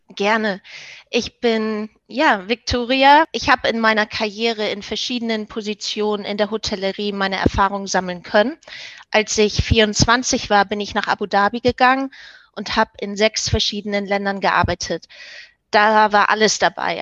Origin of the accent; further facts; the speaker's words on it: Hamburg, Germany; moved away as an adult; now in Denmark; Ich, ich komme aus Hamburg, aber ich bin derzeit in Dänemark